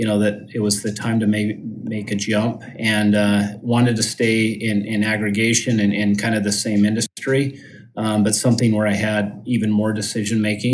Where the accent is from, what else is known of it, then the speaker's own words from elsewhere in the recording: Utah, United States; I grew up in Utah. I'm based there just in the Salt Lake City area